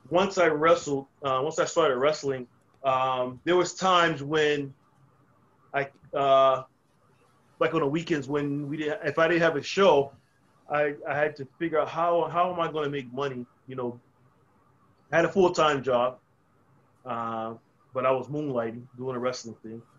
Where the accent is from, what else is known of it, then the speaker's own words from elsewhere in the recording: New Jersey, United States; also born or lived in North Carolina; I, I grew up in two places, I grew up in New Jersey, and then I grew up in North Carolina.